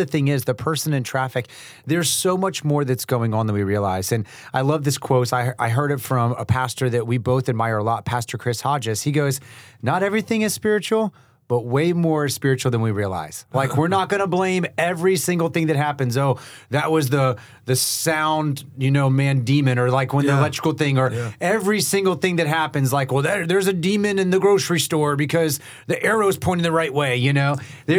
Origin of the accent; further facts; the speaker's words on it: Haiti; And that's growing up in Haiti. you know, in an environment where there's a lot of demonic power.